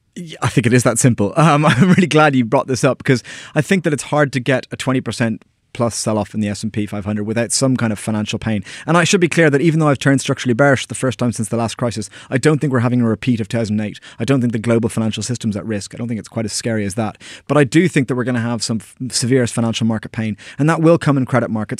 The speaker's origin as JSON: {"language": "English", "country": "Ireland", "moved": "yes", "said": "all my friends back in Ireland"}